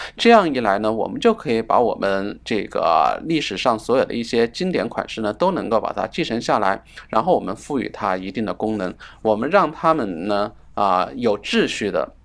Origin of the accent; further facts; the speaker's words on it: China; 我们作为中国人